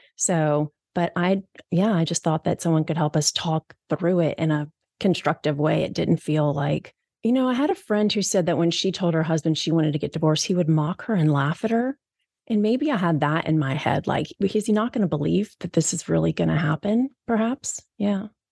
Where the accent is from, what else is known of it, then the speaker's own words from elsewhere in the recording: East Coast, United States; moved away as an adult; now in Seattle, United States; I'm three thousand miles away from home. I'm from the East Coast and I live here in Seattle.